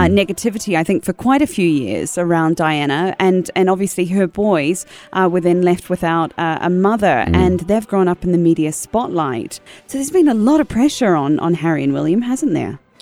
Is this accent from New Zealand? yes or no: yes; New Zealand; I'm part of the commonwealth, being a Kiwi